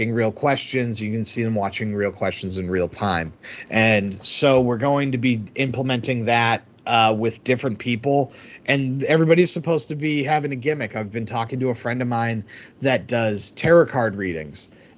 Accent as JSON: {"language": "English", "area": "outside of Boston", "region": "Massachusetts", "country": "United States", "tie": "born or raised there", "said": "you grow up living right outside of Boston like I did."}